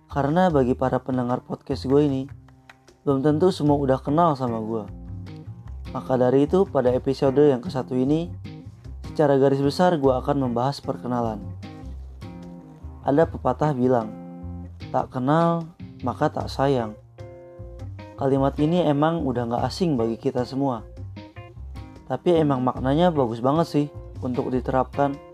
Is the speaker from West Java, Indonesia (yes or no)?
yes; Bandung, West Java, Indonesia; Gue lahir di Bandung pada tanggal 31 Januari 2001 Rumah gua pun di kota Bandung.